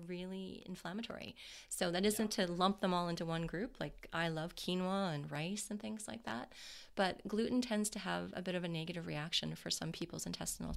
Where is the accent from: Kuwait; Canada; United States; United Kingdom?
Canada; we're Canadian.